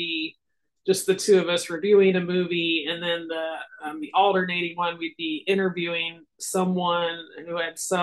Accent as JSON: {"language": "English", "town": "Lincoln", "region": "Nebraska", "country": "United States", "tie": "born or raised there", "said": "In Lincoln, Nebraska. So I'm still here."}